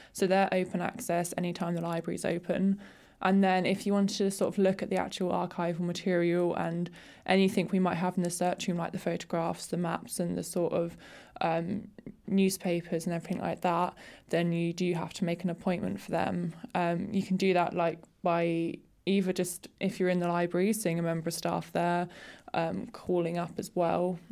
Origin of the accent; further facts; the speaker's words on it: Surrey Hills, South East England, United Kingdom; I'm from the Surrey Hills